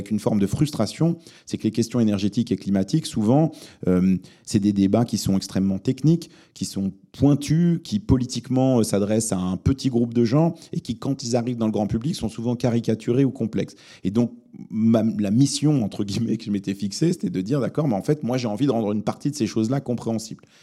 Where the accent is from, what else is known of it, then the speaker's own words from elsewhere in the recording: Lebanon; born there; parce que je suis né au Liban, mais je, parle très mal l'arabe.